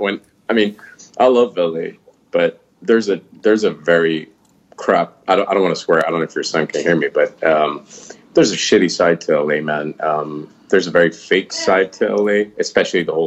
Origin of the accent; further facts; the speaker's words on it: Qatar; we have probably the biggest American base, military base outside of the States in my hometown